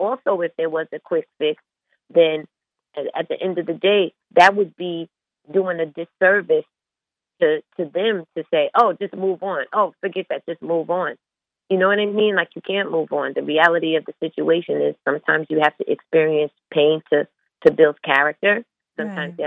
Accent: Long Island, New York, United States; we're from Long Island, like, that's a different breed than Brooklyn and Queens

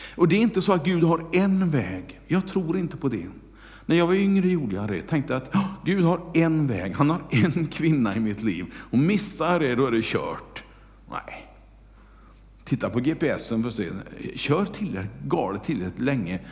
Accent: Kungälv, Västra Götaland, Sweden; hemma i Kungälv

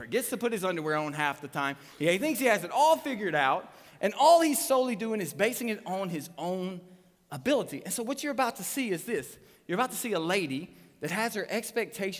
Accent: Trousdale County, Tennessee, United States; I'm from Trousdale County, Tennessee.

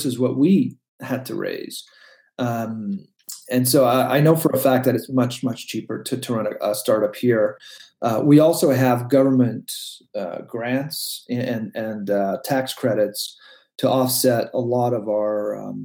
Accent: Canada; also born or lived in Silicon Valley; I am a Canadian

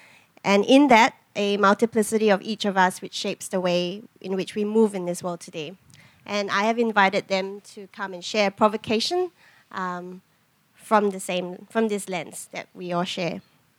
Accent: Singapore; moved away as an adult; now in Australia; I reckon a big part of the distance is also that I moved here as an adult. And whilst I bring my own complexities of growing up mixed race in Singapore

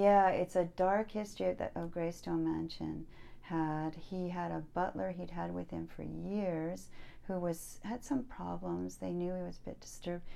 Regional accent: Pasadena, California, United States; I grew up in Pasadena

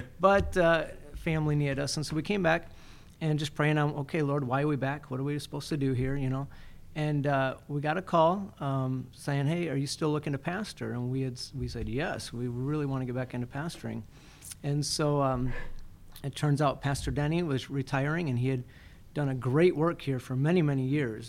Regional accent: Athens, Michigan, United States; also born or lived in Fulton, Michigan / Florida; now in Climax, United States; I was born and raised in Athens, and so um, uh, great little town

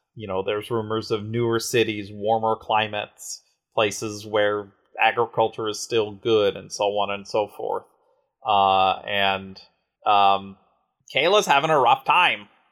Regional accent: United States; being an American

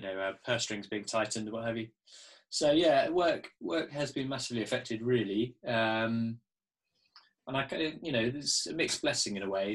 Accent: Poole, South West England, United Kingdom; I was born down in Dorset, in Poole

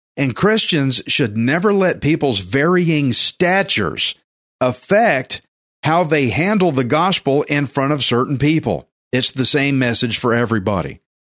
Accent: Texas, United States; me as a Texan

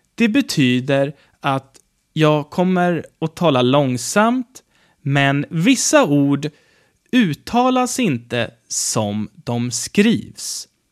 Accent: Sweden; mitt hemland Sverige

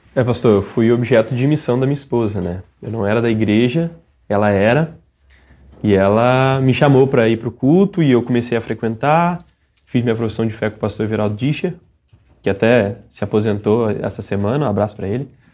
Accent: Domingos Martins, Espírito Santo, Brazil; sou de Domingos Martins, no Espírito Santo

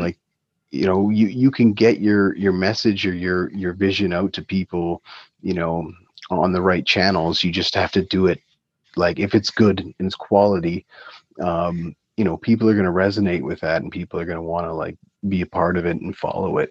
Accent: Waterloo, Ontario, Canada; growing up in Waterloo as teenagers

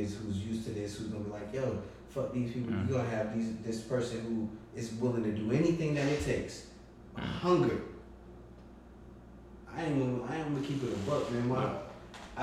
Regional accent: United States; a 10th generation American

